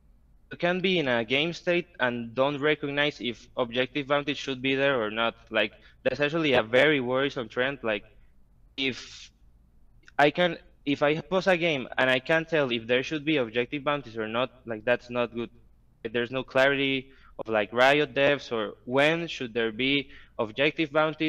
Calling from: Costa Rica; From Costa Rica.

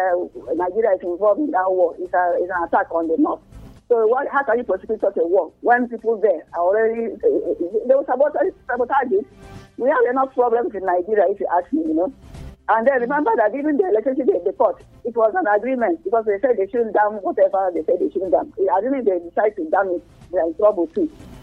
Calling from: Russia; I don't know, I'm calling from Russia.

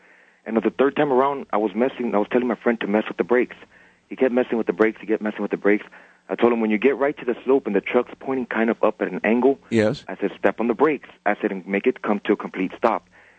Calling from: San Antonio, Texas, United States; I'm calling from San Antonio.

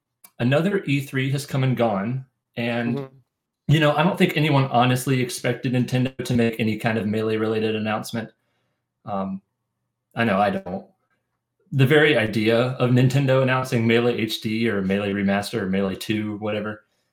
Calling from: Raleigh, North Carolina, United States; I am calling in from Raleigh, North Carolina.

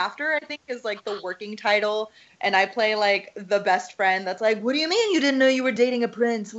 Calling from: Oregon, United States; Oh, the beautiful state of Oregon.

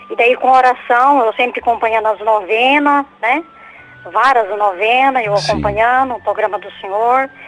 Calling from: São José dos Pinhais, Paraná, Brazil; São José dos Pinhais.

